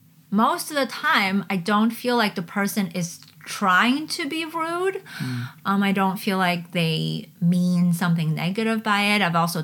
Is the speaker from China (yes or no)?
yes; China; born there; also born or lived in Canada / Hong Kong; as soon as I say, I was born in China, this sometimes I feel like the person doesn't hear anything else afterwards.